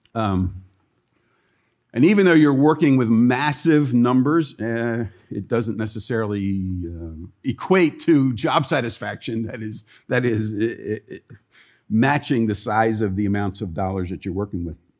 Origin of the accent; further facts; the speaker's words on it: Columbia, Maryland, United States; moved away; the city where I grew up in Columbia, Maryland